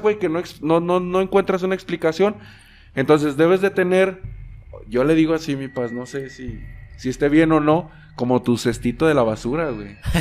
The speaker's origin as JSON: {"language": "Spanish", "country": "Mexico", "said": "nuestros orígenes como mexicanos"}